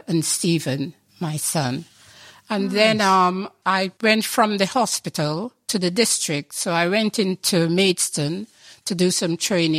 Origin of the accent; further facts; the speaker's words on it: Trinidad & Tobago; moved away as an adult; also born or lived in London; now in Ramsgate, United Kingdom; I was born in Trinidad in the West Indies.